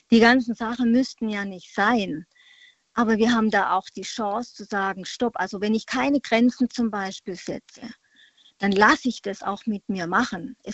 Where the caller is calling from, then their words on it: Freiburg, Baden-Württemberg, Germany; Ich komme aus der Freiburger Ecke.